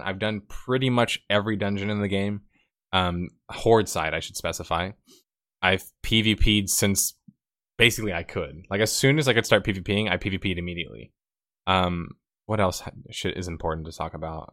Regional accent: Texas, United States; I'm from Texas

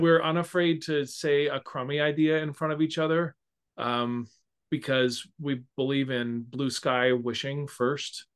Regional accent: Sacramento, California, United States; moved away as an adult; also born or lived in Illinois / Iowa City; Music Circus in Sacramento, which is my hometown

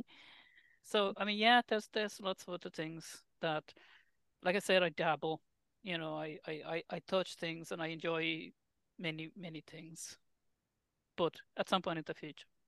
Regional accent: Finland; moved away as an adult; I am originally from Finland

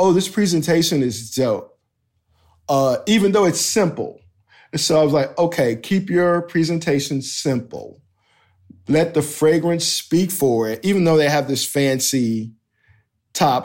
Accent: United States; I'm this American D J

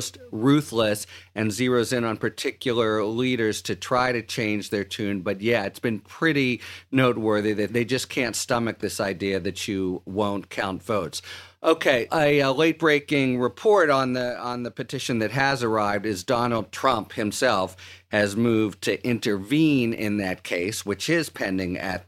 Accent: Pennsylvania, United States; my home state of Pennsylvania

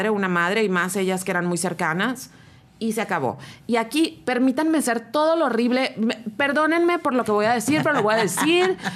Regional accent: Rosarito, Baja California, Mexico; Le dije, y también quiero que sepas que vengo de Rosarito.

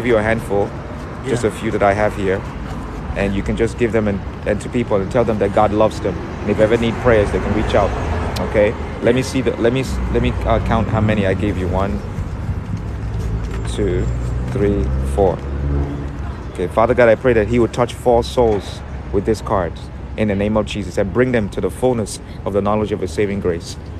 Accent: New York, United States; I'm from New York.

